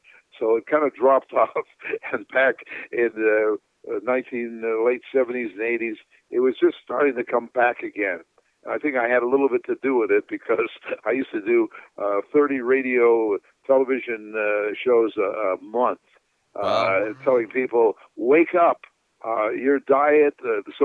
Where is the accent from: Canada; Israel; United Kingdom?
Canada; moved away; I'm originally from Canada. It was a very cold climate